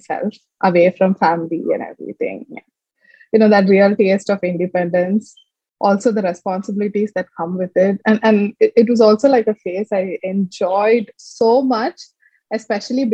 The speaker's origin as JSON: {"language": "English", "town": "Chennai", "region": "Tamil Nadu", "country": "India", "tie": "born or raised there", "also_born_or_lived": "Palakkad / Delhi / Trivandrum / Bangalore", "moved": "as an adult", "lives_now": "Coimbatore, India", "said": "we came to Chennai. I think like that was like 15 to 16 years in Chennai. Schooling was completely there."}